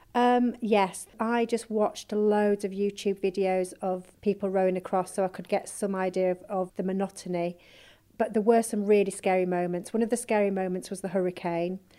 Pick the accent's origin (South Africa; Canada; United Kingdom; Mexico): United Kingdom; Yorkshire and the Humber; we're four mums from Yorkshire